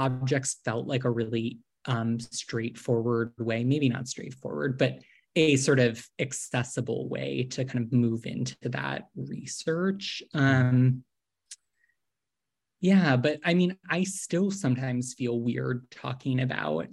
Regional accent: Boston, Massachusetts, United States; moved away as an adult; also born or lived in New York / San Francisco Bay Area; now in Los Angeles, United States; I grew up in Boston or outside of Boston

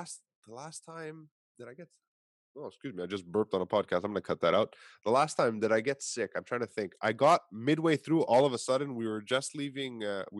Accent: Canada; And I come from Canada.

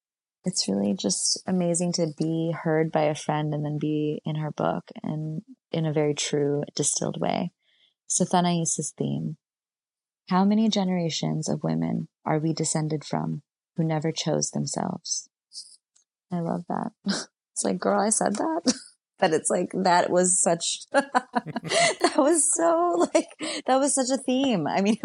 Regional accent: New York, United States; And as a New Yorker, I feel like my spring and summer is being a little bit stolen from me

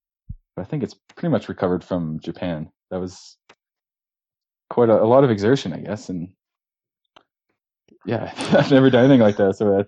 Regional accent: London, Ontario, Canada; moved away; also born or lived in Ottawa / Jasper; Well, I'm originally from London, Ontario. So I was born there. I'm 31 years old. Went to school in Ottawa.

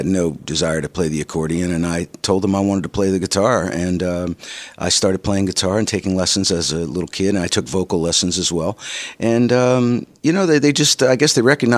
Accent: North Wales, Pennsylvania, United States; also born or lived in New York City / Philadelphia; it was in the little town in Pennsylvania called North Wales, Pennsylvania, only about 2,000 people, and it has since become the suburbs of Philadelphia, of course. But in those days, it was a really rural little town, little railroad stop, and that's where I grew up

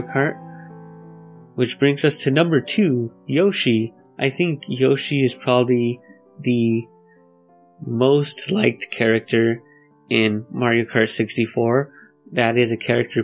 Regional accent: Los Angeles, California, United States; Gotta represent for my hometown nerdcore MCs

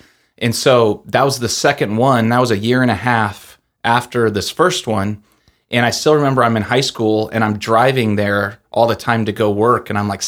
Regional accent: Littleton, Colorado, United States; also born or lived in Denver; I was born and raised in Colorado. So, I was born in Denver, and then I grew up in a suburb, Littleton, Colorado.

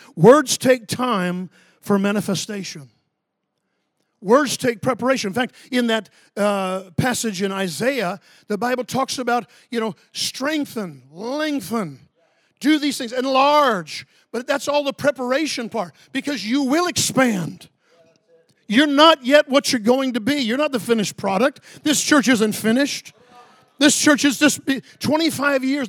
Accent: Ocala, Florida, United States; I grew up near Orlando, but, um, I'm from Ocala, Florida

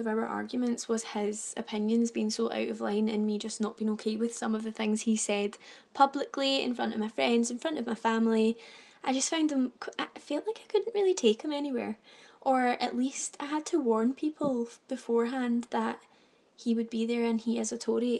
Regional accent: Glasgow, Scotland, United Kingdom; I am from Glasgow

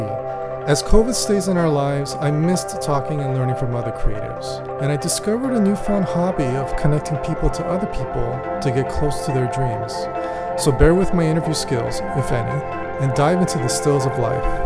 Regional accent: Oahu, Hawaii, United States; when I grew up in Hawaii, even though it's a small island of Oahu

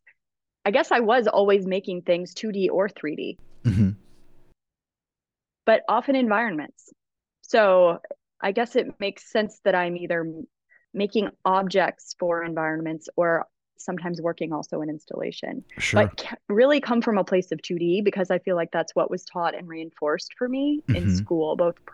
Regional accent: Rockford, Illinois, United States; also born or lived in Georgia / Buffalo; But we moved around a bunch when I was a kid. So we kind of came gradually north. I did live in Buffalo for a minute. Then when I was 9, we settled in Rockford, Illinois

